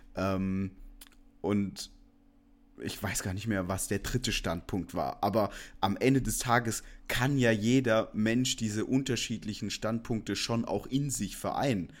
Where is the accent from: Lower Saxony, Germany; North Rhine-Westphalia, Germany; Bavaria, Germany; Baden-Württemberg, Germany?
Baden-Württemberg, Germany; Stuttgart; ich komme aus der Ecke Stuttgart. Ich bin da aufgewachsen